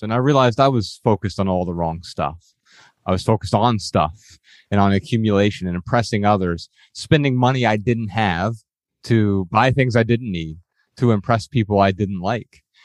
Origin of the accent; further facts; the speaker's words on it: Dayton, Ohio, United States; We grew up in Dayton, Ohio